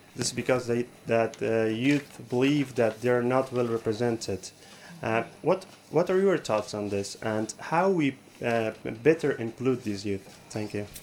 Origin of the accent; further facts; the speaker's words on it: Afghanistan; from Afghanistan